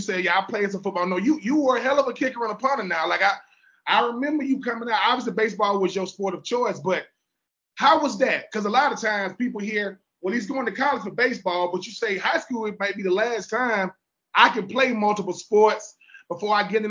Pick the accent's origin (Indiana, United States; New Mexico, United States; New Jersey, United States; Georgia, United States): Georgia, United States; Thomasville; Thomas, I'm from Thomasville. I went to Thomasville High.